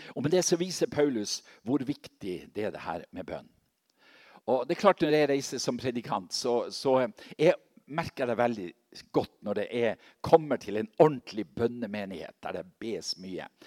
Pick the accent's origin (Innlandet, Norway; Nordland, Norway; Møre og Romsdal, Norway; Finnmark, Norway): Nordland, Norway; Seløya, Helgeland coast; moved away; fra mammahuset på Seløya, der jeg kommer fra.